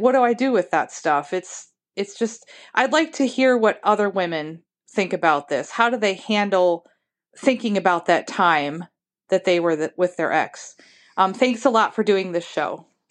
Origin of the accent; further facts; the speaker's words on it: Ohio, United States; I'm from Ohio.